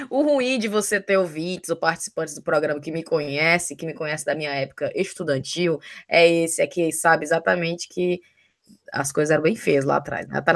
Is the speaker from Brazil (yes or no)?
yes; Brazil; moved away as an adult; Se quando a gente saiu do Brasil e a gente decidiu que realmente vem morar aqui, os ex da gente estavam todos se declarando pra gente antes da gente vir pra cá.